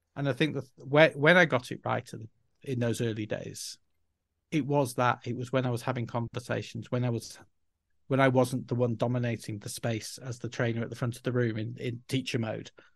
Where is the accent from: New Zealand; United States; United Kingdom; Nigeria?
United Kingdom; Yorkshire and the Humber; first language English; moved away as an adult; also born or lived in Spain; I was from Yorkshire and could couldn't pronounce various words in acceptable ways to the foreign ear